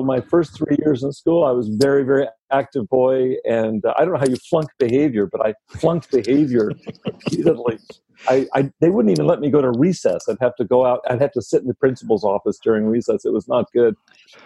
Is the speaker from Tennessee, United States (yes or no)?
no; Texas, United States; I grew up in Texas